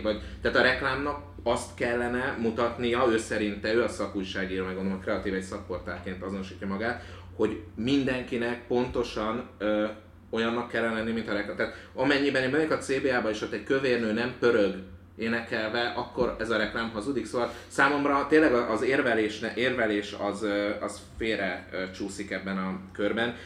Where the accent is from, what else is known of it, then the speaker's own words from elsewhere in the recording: Hungary; first language Hungarian; itt születtem, és az anyanyelvemnek is tekintem